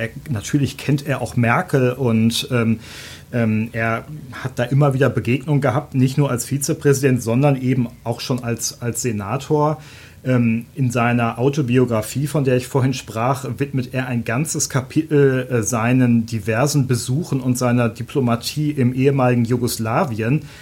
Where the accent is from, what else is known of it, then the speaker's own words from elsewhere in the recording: Germany; als Deutscher